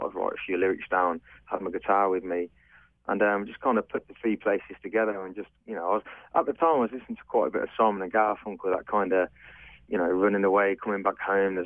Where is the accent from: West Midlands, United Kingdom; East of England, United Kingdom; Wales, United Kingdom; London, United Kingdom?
West Midlands, United Kingdom; Coventry; also born or lived in Mullingar, Ireland; born there and raised as an Englishman